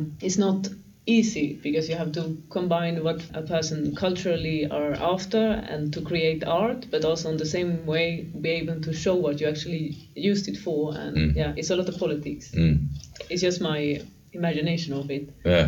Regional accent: Mellerud, Västra Götaland, Sweden; My hometown.

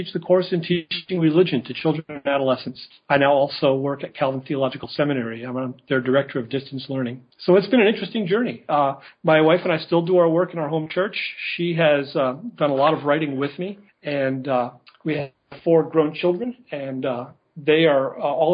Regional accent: northern New Jersey, United States; also born or lived in Colorado; now in Grand Rapids, United States; I grew up in the Christian Reformed Church in northern New Jersey

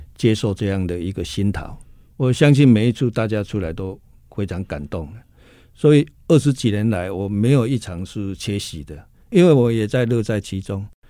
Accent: Taiwan; 我们台湾人

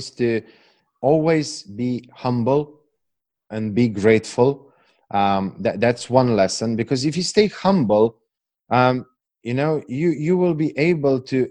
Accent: Slovenia; English is a second language; I know I'm from Eastern Europe. I know that I have this accent

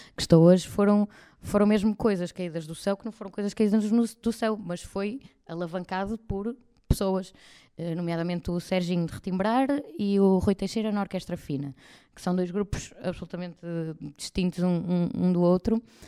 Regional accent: Espinho, Norte, Portugal; now in Porto, Portugal; Eu fui nascida e criada em Espinho, portanto estive lá até aos de, de, de 18, mais ou menos

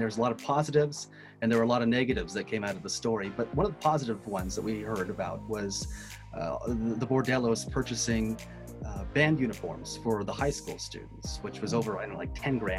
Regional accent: Wallace, Idaho, United States; I grew up in Wallace, Idaho.

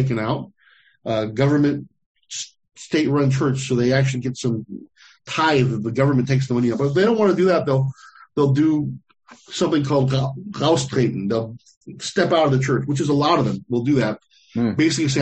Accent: United States; I grew up in America

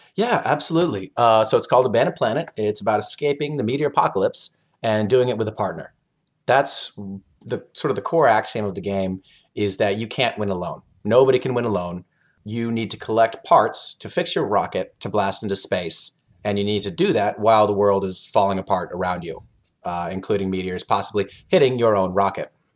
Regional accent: Oklahoma, United States; moved away as an adult; also born or lived in South Korea; now in Chicago, United States; I'm from Oklahoma. I've been in South Korea a while. I now live in Chicago.

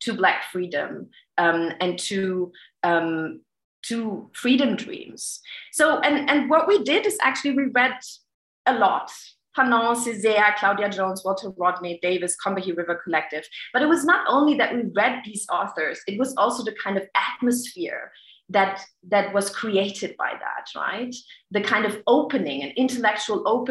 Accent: Germany; growing up in Germany

